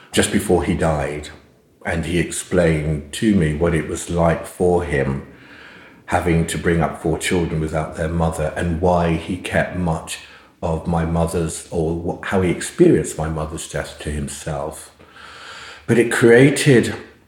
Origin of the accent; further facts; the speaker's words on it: London, United Kingdom; growing up in East London then was, it was an extraordinary experience when I think about it, because we were the only black family on the estate in Hackney, where we lived